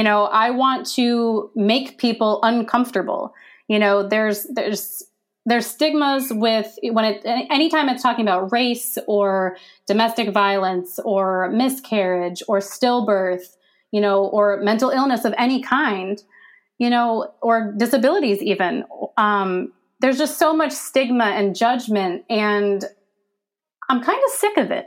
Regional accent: Pennsylvania, United States; moved away as an adult; now in Virginia, United States; I'm from Pennsylvania, and I only moved to Virginia because if I hadn't, I'm pretty sure I wouldn't be alive right now. And, you know, having to leave my home that I've been at my whole life

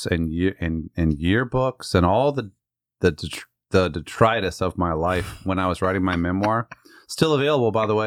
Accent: Northern Virginia, United States; I grew up in Northern Virginia

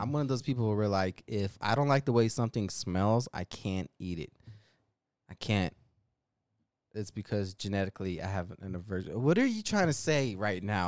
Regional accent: Denver, Colorado, United States; accent: thick Denver; my Denver accent

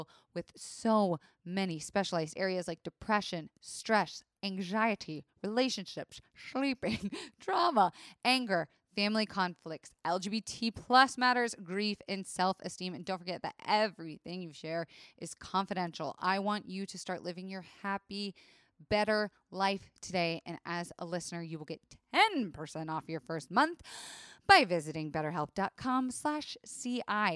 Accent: Florida, United States; I am from Florida, where it is the strip club capital of the country

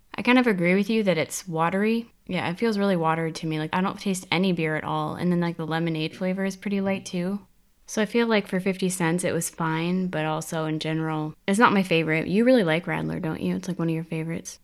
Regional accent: United States; also born or lived in South Korea; now in Germany; from the U S

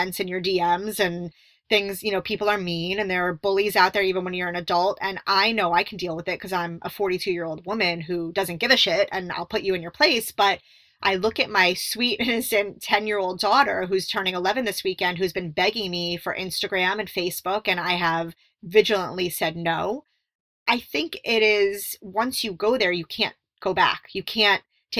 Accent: Miami, Florida, United States; I grew up in Miami where it was you were surrounded by bass and hip hop and all that stuff.

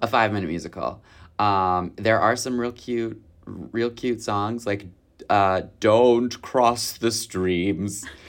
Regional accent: Michigan, United States; I'm from Michigan

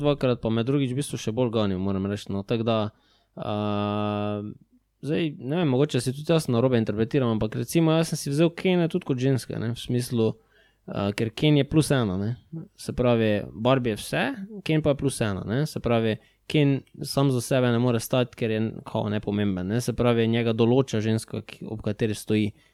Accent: Maribor, Slovenia; mi dva smo pač iz Maribora

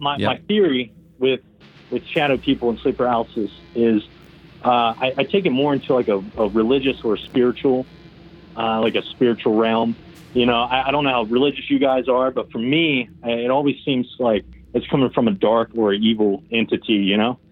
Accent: West Virginia, United States; now in Georgia, United States; I'm from West Virginia, but I'm in Georgia

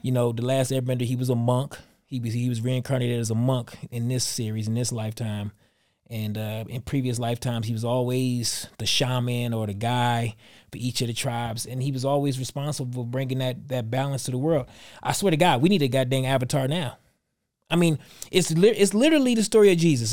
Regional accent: Detroit, Michigan, United States; moved away; Detroit's my hometown

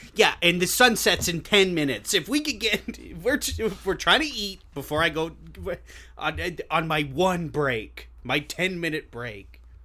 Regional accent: Long Beach, United States; I'm from Long Beach.

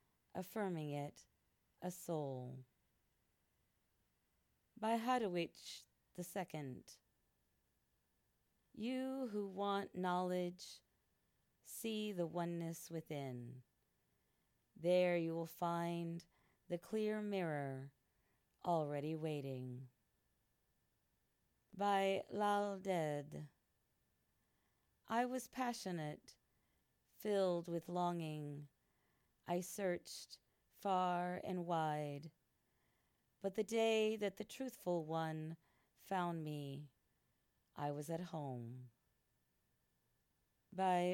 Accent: United States; also born or lived in Singapore / France / Philippines; traveled as well throughout my home country of the U.S.

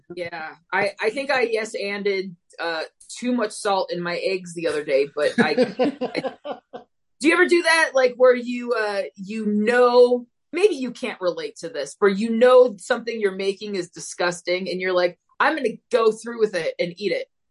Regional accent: Phoenix, Arizona, United States; Born, raised, will probably be here for as long as my uh, my mental health and fears keep me confined to the state of Arizona

